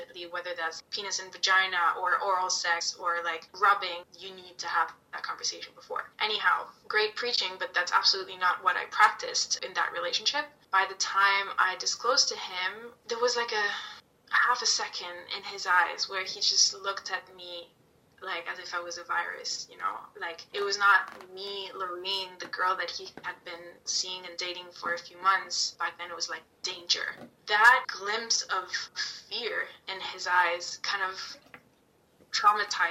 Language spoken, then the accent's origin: English; Italy; moved away; me growing up in Italy